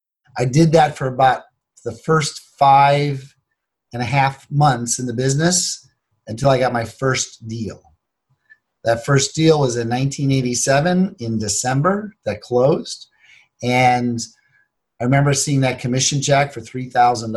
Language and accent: English; Cleveland, Ohio, United States; I grew up in Cleveland, Ohio.